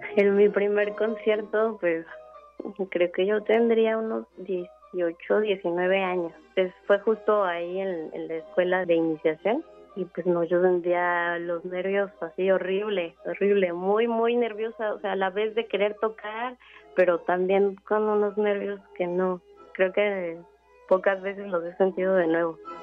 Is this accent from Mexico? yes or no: yes; Mexico City, Mexico; also born or lived in Costa Rica; Yo nací en la Ciudad de México